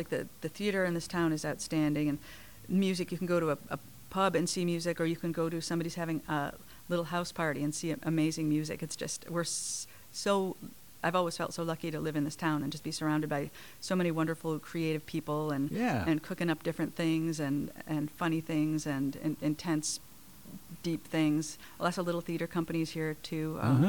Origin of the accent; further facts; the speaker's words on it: Chicago, Illinois, United States; now in Portland, United States; I am from Chicago.